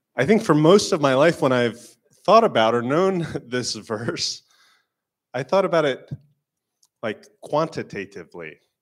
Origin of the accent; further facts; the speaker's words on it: Florida, United States; moved away; I am from Florida